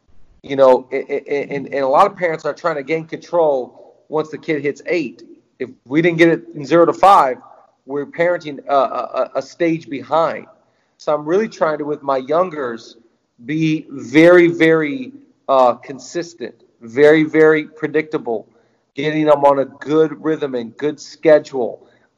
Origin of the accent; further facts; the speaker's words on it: Seattle, Washington, United States; moved away as an adult; now in Los Angeles, United States; so when I was 18 years old, I moved to Los Angeles from Seattle.